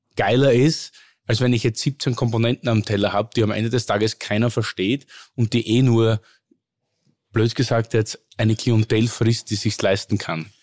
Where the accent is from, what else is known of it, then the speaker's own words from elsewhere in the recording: Oberlungitz, Styria, Austria; aus dem Ort Oberlungitz heißt ja. Das ist so ein 200 einwohner ort zwischen Hartberg